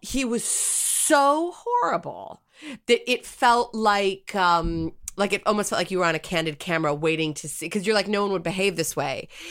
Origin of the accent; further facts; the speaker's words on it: United States; as an American